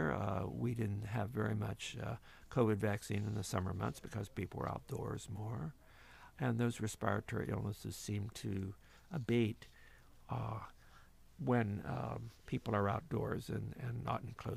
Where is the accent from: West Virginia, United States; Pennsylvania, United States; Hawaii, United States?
Pennsylvania, United States; Ellwood City; I was raised in Elwood City, Pennsylvania, a steel mill town north of Pittsburgh